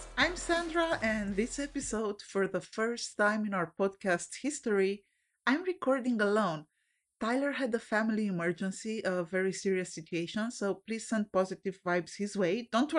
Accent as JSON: {"language": "English", "country": "Romania", "tie": "born or raised there", "moved": "yes", "lives_now": "United States", "said": "I was born in Romania and lived part of my life under a dictatorship"}